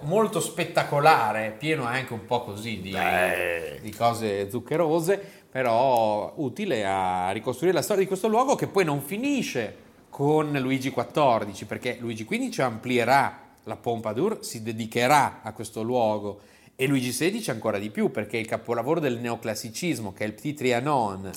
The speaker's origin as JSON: {"language": "Italian", "area": "near Modena", "region": "Emilia-Romagna", "country": "Italy", "said": "dalle nostre parti, anzi dalle mie parti, vicino a Modena"}